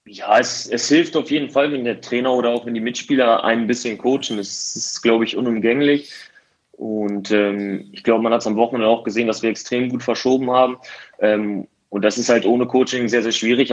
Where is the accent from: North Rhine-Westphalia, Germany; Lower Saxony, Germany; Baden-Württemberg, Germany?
Lower Saxony, Germany; Osnabrück; also born or lived in Halle; wieder nach Osnabrück zu kehren. Ähm, zumal es meine Heimat ist